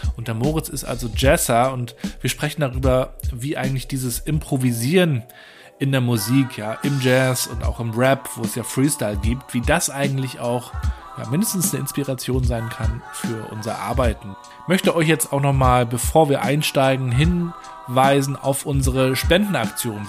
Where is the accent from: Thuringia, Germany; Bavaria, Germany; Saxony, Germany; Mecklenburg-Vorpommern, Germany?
Mecklenburg-Vorpommern, Germany; Rostock; moved away; ich bin ja, in Rostock geboren, aber war auch wiederum einige Jahre weg